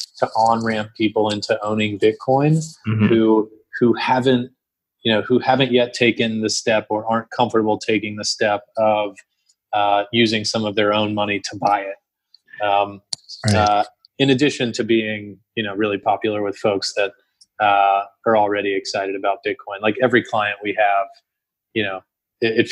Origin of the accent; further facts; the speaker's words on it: Texas, United States; moved away; I mean, I grew up in Texas, and I still have a passion for Texas country music.